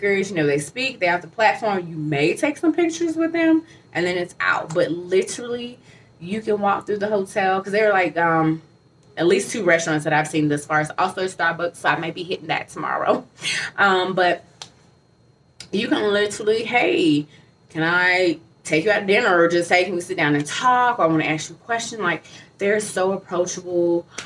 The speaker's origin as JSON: {"language": "English", "town": "Atlanta", "region": "Georgia", "country": "United States", "said": "I'm from Atlanta"}